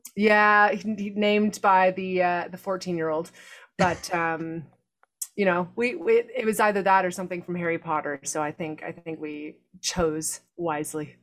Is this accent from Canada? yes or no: yes; Canada; moved away; growing up in Canada